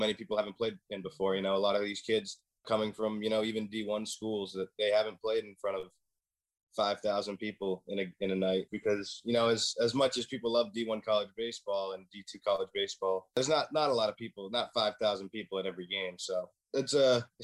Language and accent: English; Worcester, Massachusetts, United States; I'm from the Worcester area, 5 minutes away